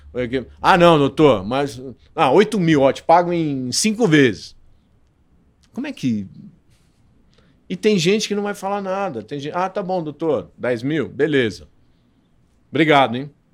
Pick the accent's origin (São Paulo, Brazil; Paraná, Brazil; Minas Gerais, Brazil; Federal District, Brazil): São Paulo, Brazil; Santos; moved away as an adult; now in São Paulo, Brazil; eu sou de Santos